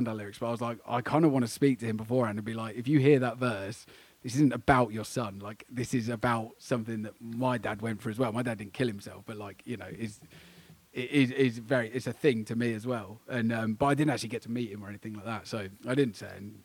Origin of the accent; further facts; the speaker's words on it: Essex, East of England, United Kingdom; also born or lived in Germany; I was born in Germany because my dad was in the army. My parents divorced when I was, like, three. Me and my mum moved back over to Essex